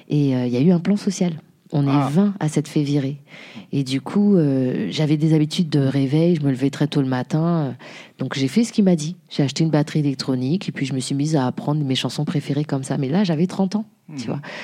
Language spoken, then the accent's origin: French; Jouy-le-Moutier, Île-de-France, France; also born or lived in Haiti; je viens de la région parisienne, Île-de-France, euh, moutier une petite ville qui s'appelle jouy moutier à côté de Cergy